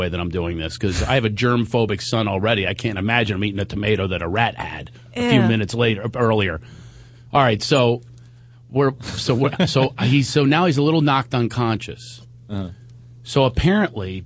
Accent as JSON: {"language": "English", "town": "Philadelphia", "region": "Pennsylvania", "country": "United States", "tie": "born or raised there", "also_born_or_lived": "New York / Long Island", "moved": "as an adult", "said": "growing up in Philadelphia"}